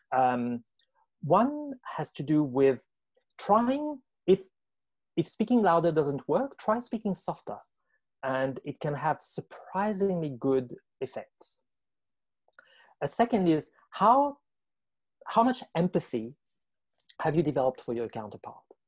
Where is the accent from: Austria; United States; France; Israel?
France; moved away as an adult; now in Australia; I was born in France, fascinated with language, writing, and understanding power from a very young age, went on to study France, worked at university